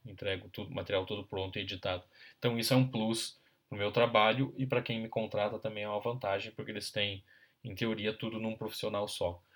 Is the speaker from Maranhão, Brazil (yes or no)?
no; interior of Paraná, Brazil; also born or lived in Ponta Grossa; now in Curitiba, Brazil; eu sou paranaense, nascido no interior do estado